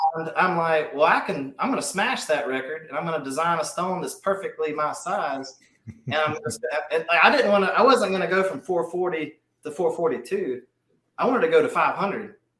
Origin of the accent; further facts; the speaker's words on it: Mobile, Alabama, United States; I'm from Mobile, Alabama